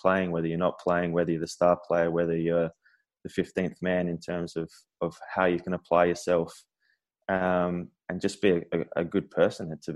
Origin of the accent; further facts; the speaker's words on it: Adelaide, South Australia, Australia; moved away as an adult; growing up in Adelaide